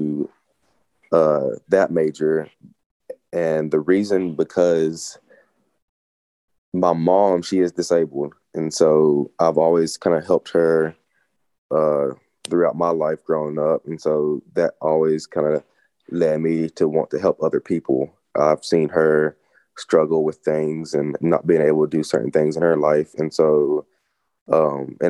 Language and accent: English; Greeneville, Tennessee, United States; I was born and raised in Greenville, Tennessee, and it's a small town too